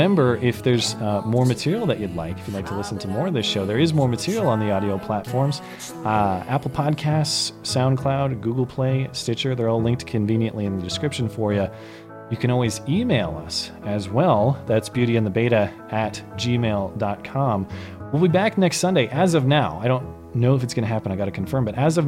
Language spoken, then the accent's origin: English; Canada; I'm Canadian, and I would move down there just to vote for you.